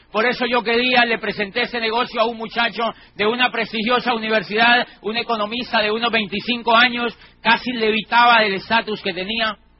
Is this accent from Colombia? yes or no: yes; Colombia; Yo trabajaba como rector de una universidad privada en mi país, en una ciudad que queda al sur de Colombia